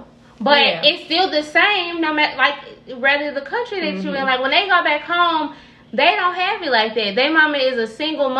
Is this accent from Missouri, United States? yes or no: yes; St. Louis, Missouri, United States; also born or lived in Carbondale, Illinois; I've been in St. Louis since I was two. So like, I'm from St. Louis